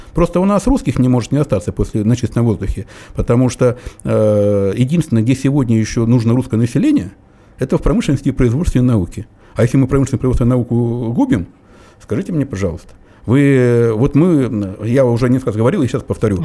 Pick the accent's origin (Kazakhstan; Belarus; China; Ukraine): Belarus; also born or lived in Cherepovets, Russia; now in Russia; я вот родом из Беларуси